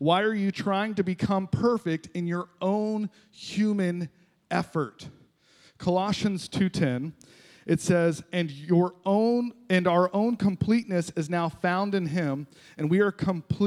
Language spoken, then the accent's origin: English; Florida, United States; moved away as an adult; also born or lived in Ohio; I grew up here in Florida, moved to Ohio for a little while